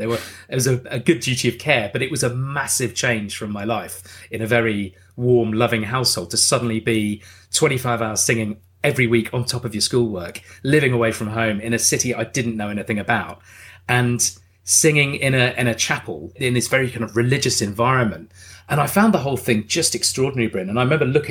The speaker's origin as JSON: {"language": "English", "country": "Jersey", "tie": "born or raised there", "also_born_or_lived": "Darlington, County Durham, England", "said": "I was born in County Durham, and then we did move to Jersey when I was, I think, 3 or 4 years old."}